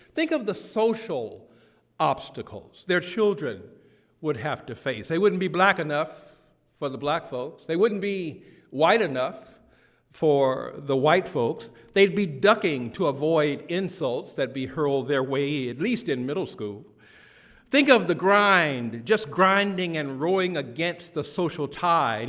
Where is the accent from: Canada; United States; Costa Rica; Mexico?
United States; the South; a young black boy growing up in the South